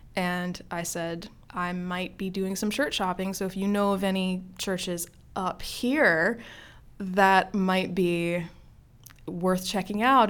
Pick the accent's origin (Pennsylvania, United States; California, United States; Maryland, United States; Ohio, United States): Maryland, United States; grew up in Maryland, have lived in Maryland my entire life